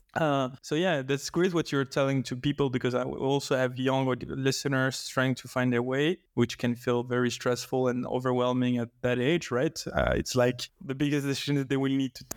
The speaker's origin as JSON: {"language": "English", "country": "Belgium", "tie": "born or raised there", "said": "I've been living in Belgium all my life"}